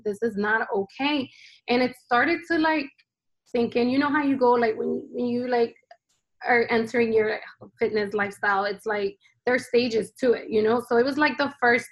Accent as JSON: {"language": "English", "region": "New Jersey", "country": "United States", "tie": "born or raised there", "also_born_or_lived": "Honduras", "said": "I was born here in New Jersey"}